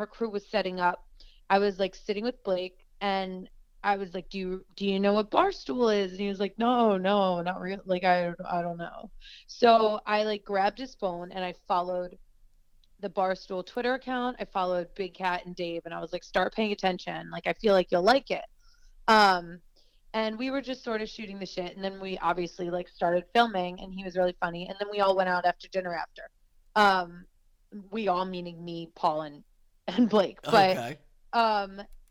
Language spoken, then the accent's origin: English; the Main Line, Pennsylvania, United States; I grew up on the Main Line